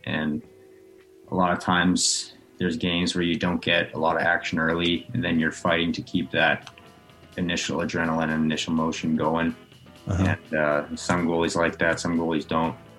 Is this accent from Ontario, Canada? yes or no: no; right outside Edmonton, Alberta, Canada; moved away; I grew up obviously right outside Edmonton, so I was always an Oilers fan growing up.